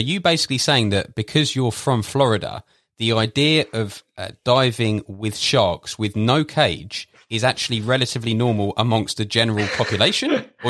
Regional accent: London, United Kingdom; for me, being from, you know, born and raised in London, UK, the idea just sounds totally absurd.

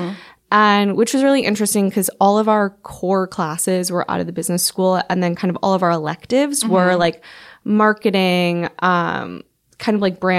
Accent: Bloomfield Hills, Michigan, United States; moved away as an adult; also born or lived in Madison, Wisconsin; now in New York, United States; I grew up in Bloomfield Hills, Michigan.

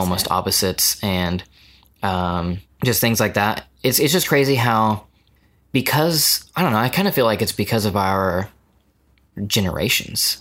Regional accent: United States; as American

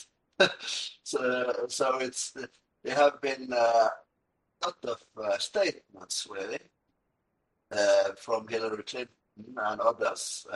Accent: Norway

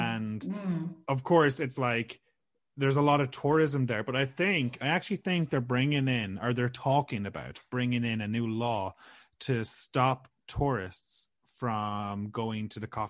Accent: Ireland; now in Canada; for me, it was easy growing up in Europe.

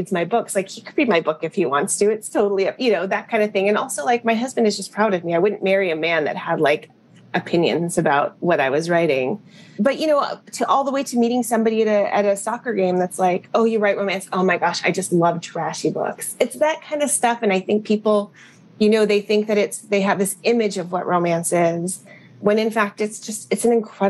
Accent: Berkeley, California, United States; I grew up in Berkeley, and they were UC Berkeley alums

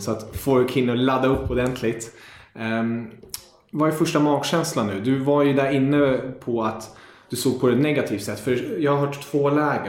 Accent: Germany; moved away; jag är tysk

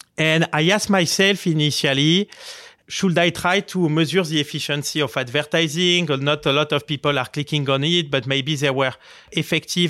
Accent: Marseille, Provence-Alpes-Côte d'Azur, France; English is a second language; moved away as an adult; now in New York, United States; I grew up in Marseille.

